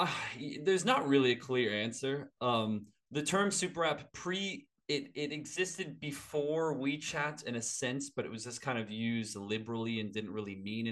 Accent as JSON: {"language": "English", "country": "United States", "moved": "yes", "lives_now": "Australia", "said": "I'm American"}